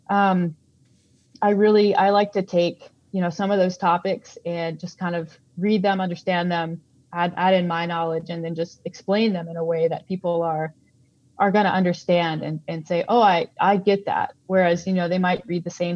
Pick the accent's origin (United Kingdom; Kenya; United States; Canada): Canada; Calgary, Alberta; I'm from Calgary